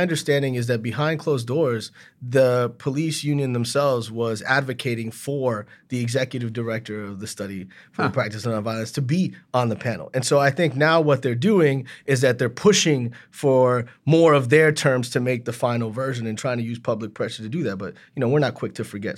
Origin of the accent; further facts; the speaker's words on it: Miami, Florida, United States; now in Central Falls, United States; I grew up in Miami formatively